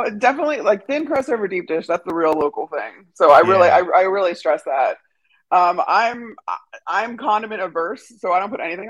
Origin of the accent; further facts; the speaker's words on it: Chicago, Illinois, United States; Growing up in Chicago